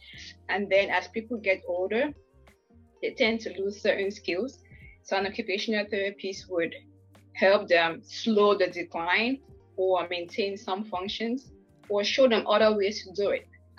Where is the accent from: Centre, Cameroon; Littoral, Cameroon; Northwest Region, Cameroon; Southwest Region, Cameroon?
Northwest Region, Cameroon; moved away; But originally, I am from Cameroon. I would say precisely from the Northwest Province.